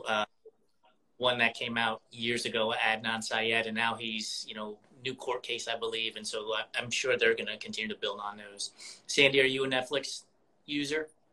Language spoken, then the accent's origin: English; New York, United States; moved away; I'm originally from New York